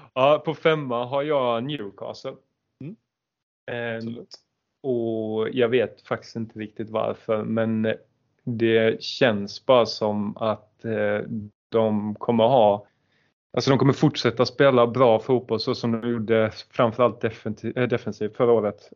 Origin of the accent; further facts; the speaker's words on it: Halmstad, Halland County, Sweden; vi är från Halmstad